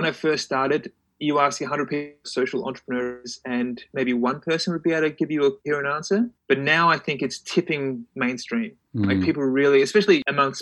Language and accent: English; Adelaide, South Australia, Australia; moved away as an adult; also born or lived in London; growing up in Adelaide